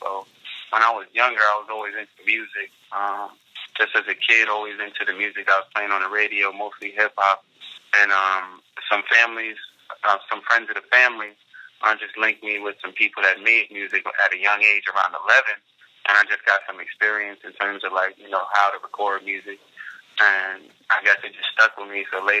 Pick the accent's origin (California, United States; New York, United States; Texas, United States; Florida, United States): New York, United States; Bronx; also born or lived in Virginia; So I was born in Virginia, but I was raised in New York basically my whole life. For the most part, the BX, the Bronx. I moved a lot in the course of my life, but I definitely lived in the Bronx most of my life.